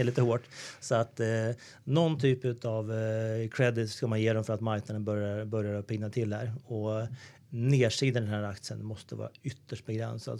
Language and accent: Swedish; Sweden; Vi är ju vana som svenskar